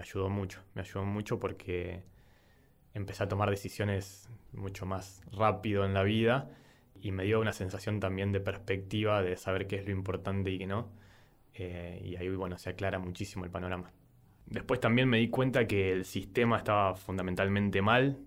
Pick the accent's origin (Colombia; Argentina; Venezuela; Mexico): Argentina; San Nicolás de los Arroyos, Buenos Aires Province; tengo 30 años, soy de San Nicolás